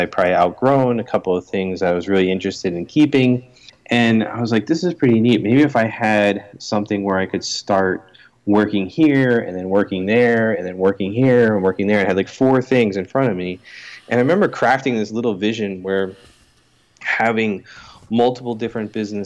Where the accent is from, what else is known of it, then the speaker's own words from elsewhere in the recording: Philadelphia, Pennsylvania, United States; now in Chester Springs, United States; I was born in Philadelphia, Pennsylvania.